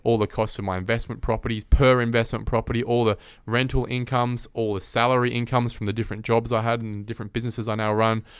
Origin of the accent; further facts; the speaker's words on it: Perth, Western Australia, Australia; growing up in Perth